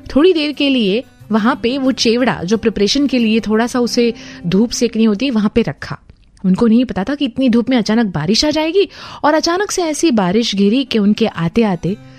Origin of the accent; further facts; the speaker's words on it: Vadodara, Gujarat, India